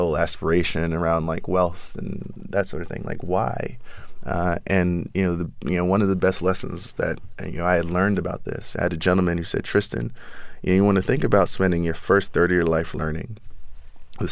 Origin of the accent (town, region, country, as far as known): New York City, New York, United States; born or raised there